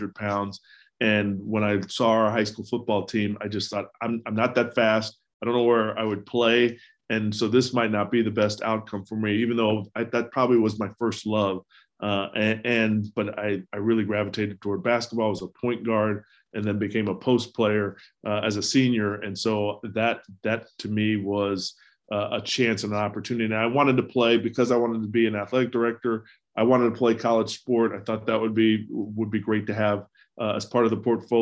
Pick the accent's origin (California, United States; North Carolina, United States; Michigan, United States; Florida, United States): Florida, United States; Gainesville; moved away as an adult; also born or lived in New York; I grew up in Gainesville, Florida, so the University of Florida truly was just a few blocks away from my house